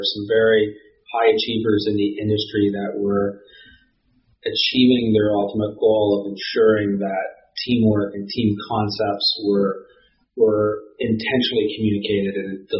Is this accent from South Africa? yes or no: no; Toronto, Ontario, Canada; now in Wappingers Falls, United States; I'm originally from Toronto area, the greater Toronto area.